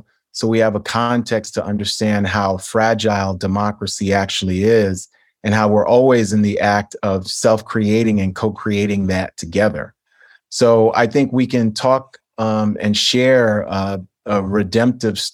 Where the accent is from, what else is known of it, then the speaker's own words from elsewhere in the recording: New York City, New York, United States; I was born in New York City in 1972.